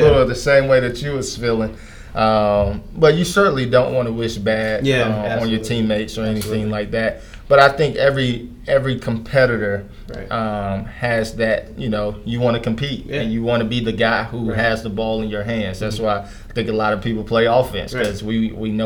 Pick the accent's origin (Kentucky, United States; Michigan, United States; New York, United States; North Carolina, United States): North Carolina, United States; Durham; my hometown in Durham, North Carolina